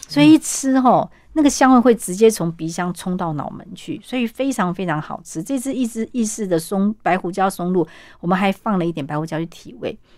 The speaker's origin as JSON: {"language": "Chinese", "country": "Taiwan", "said": "我们台湾人"}